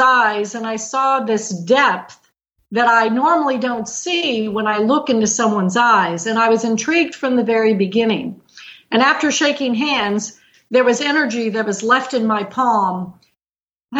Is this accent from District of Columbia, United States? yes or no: no; Perryville, Missouri, United States; now in Seattle, United States; I grew up in the middle of Missouri in a tiny town in the middle of this country called Perryville, Missouri